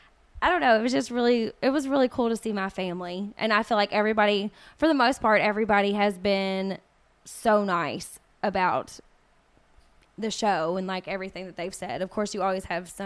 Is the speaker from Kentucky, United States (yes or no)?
yes; Kentucky, United States; born or raised there